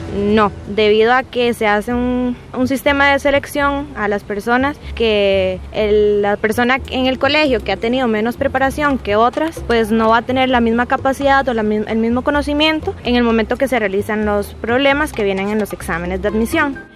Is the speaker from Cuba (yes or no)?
no; Paso Canoas, Puntarenas, Costa Rica; soy de La Cuesta Pasoconoas, Costa Rica